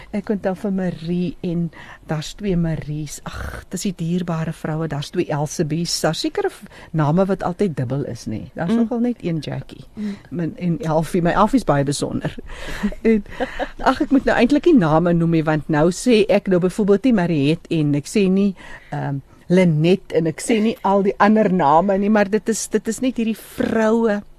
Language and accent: Afrikaans; Namaqualand, Northern Cape, South Africa; also born or lived in Port Nolloth; now in Johannesburg, South Africa; Ek is van 'n Makoland